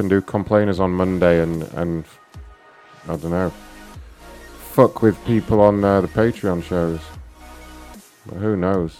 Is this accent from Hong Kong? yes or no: no; United Kingdom; being all British and all